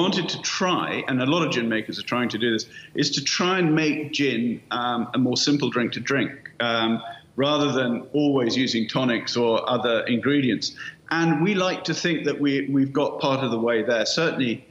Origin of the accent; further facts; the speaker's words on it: United Kingdom; also born or lived in Africa; now in Provence, France; I'm British